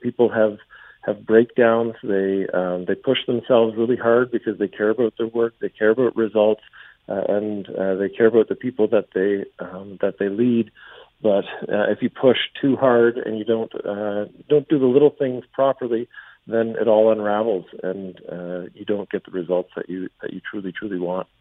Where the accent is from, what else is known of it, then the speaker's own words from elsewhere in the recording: London, Ontario, Canada; moved away; my hometown hood, uh, around Westmount, uh, Westmount Mall, Saunders Secondary School. Uh, that was, uh, that was where I grew up